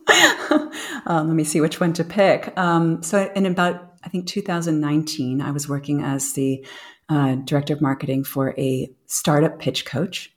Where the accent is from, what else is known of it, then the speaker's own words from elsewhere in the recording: United States; moved away as an adult; now in Europe; I'm American. I feel very American.